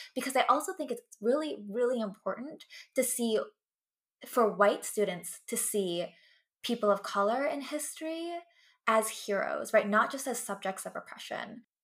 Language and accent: English; West Coast, United States; first language English; I grew up in the West Coast